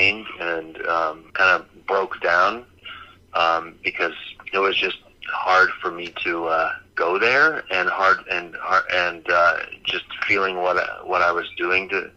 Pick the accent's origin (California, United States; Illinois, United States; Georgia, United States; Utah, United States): California, United States; also born or lived in New York; I had better opportunities in California, and I was from California.